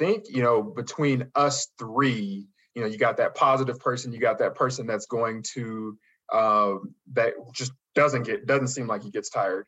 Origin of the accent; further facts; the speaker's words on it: Las Vegas, Nevada, United States; moved away; also born or lived in Colorado; I'm originally from Las Vegas